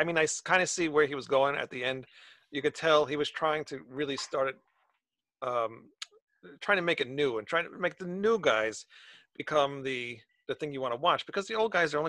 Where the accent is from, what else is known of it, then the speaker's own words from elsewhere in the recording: New York, United States; we're both from New York, so I mean, but we don't have that thick accent like he does.